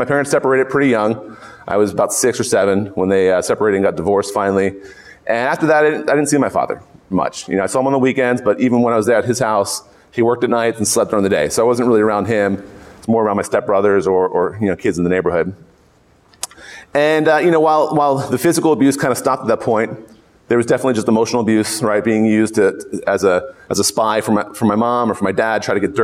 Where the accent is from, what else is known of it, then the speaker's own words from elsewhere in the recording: Philadelphia, Pennsylvania, United States; moved away; I grew up in Philadelphia